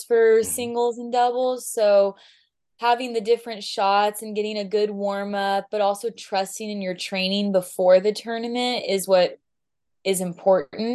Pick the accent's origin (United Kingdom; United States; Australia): United States; Southern California; I'm from Southern California